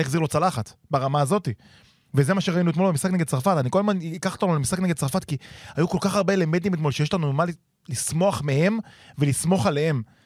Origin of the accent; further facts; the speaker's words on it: Givatayim, Tel Aviv District, Israel; גדלתי איתו בגבעתיים